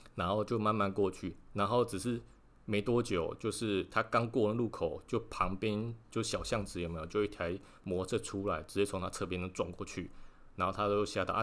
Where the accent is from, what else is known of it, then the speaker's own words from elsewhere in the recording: Lukang, Changhua County, Taiwan; now in Tainan, Taiwan; 是在鹿港护安宫，有一个留胡子的一个老爷爷的王爷。哦，啊，然后其实我从小就是在那边庙里长大的。哎呀，应该不是说庙里啊，庙附近长大的啦